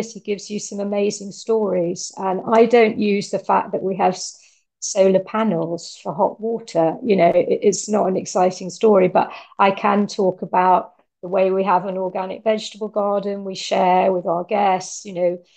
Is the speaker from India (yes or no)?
no; United Kingdom; now in Italy; I'm a Brit